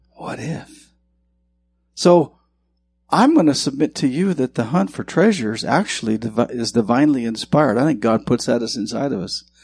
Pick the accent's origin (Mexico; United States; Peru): United States; Bannack, Montana; moved away; I'm from Montana, and where I'm from in Montana was the first territorial capital